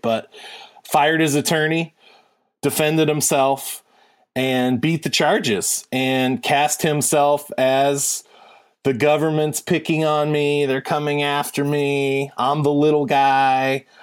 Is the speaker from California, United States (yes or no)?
no; Warren, Ohio, United States; I'm from Warren, Ohio, which is adjacent to Youngstown.